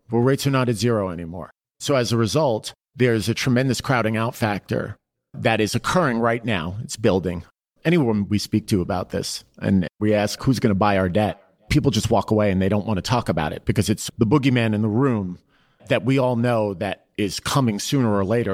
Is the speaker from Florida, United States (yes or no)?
no; New York City, New York, United States; growing up in Queens, working on Wall Street was what I wanted